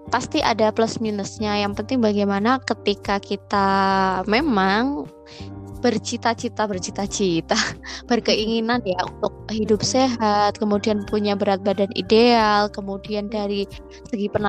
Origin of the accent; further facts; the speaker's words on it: Surakarta, Central Java, Indonesia; bahkan kalau misalkan aku kan dari Solo itu kan uh, putih ya Nit ya pulang kesini sini tuh kayak jadi hitam jadi tambah hitam